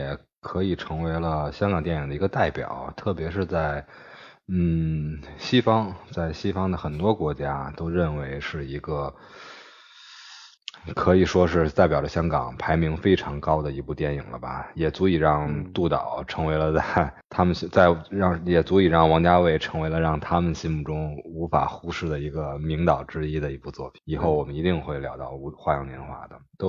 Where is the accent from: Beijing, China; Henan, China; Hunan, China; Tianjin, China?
Beijing, China; accent: Beijing accent (京腔京韵); 听到我京腔京韵的时候